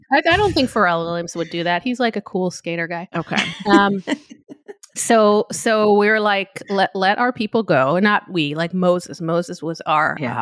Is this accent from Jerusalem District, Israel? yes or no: no; Tel Aviv, Tel Aviv District, Israel; moved away; where I grew up in Tel Aviv